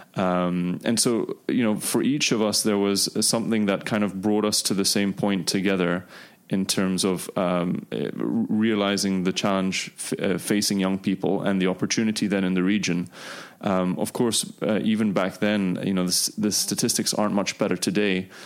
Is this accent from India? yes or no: no; Dubai, United Arab Emirates; also born or lived in United Kingdom; I grew up here in Dubai